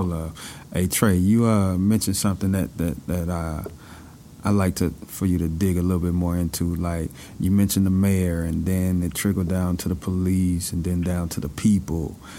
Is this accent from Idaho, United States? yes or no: no; Chicago, Illinois, United States; growing up in Chicago, you know, I had both of my parents